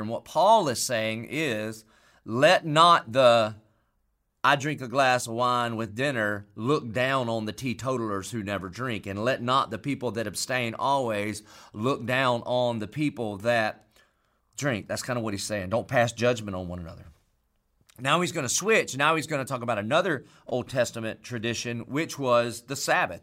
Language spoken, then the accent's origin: English; Marion, South Carolina, United States; I grew up in Marion, South Carolina